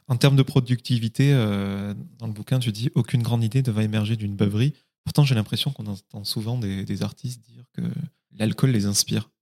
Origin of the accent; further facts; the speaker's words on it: Occitania, France; je suis du Minervois euh, dans le sud